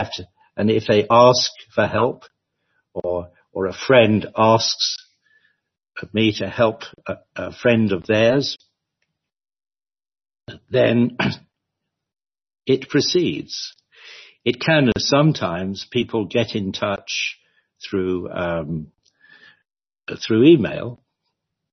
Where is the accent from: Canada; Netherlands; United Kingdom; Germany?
United Kingdom; London; moved away as an adult; I was born and bred in London